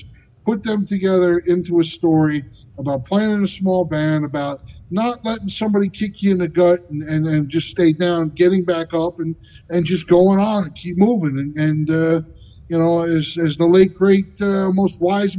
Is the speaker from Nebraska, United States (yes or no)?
no; New Jersey, United States; I lived in the woods in New Jersey